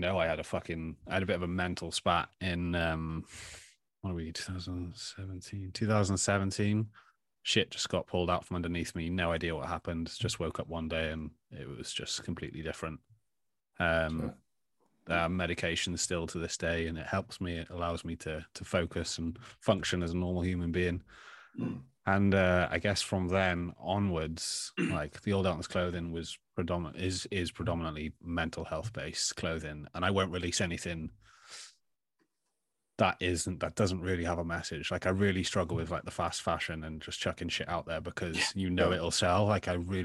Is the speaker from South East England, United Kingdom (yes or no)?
no; Tenby, Wales, United Kingdom; also born or lived in Australia; we had three shops growing up, one in Tenby and two in Saundersfoot that I used to work